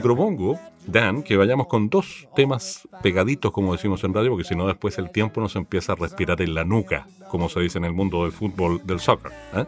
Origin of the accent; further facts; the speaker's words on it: Chile; como chilenos